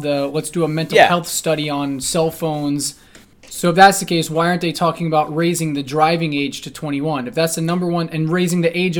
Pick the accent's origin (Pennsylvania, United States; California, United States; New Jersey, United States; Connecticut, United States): New Jersey, United States; So it's like the town I grew up in New Jersey, every year 1 to 3 kids jump in front of a freaking train.